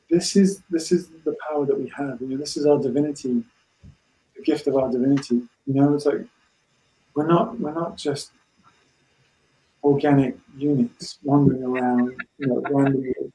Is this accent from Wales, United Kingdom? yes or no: yes; Wales, United Kingdom; So I was born in Wales to a Breton mum.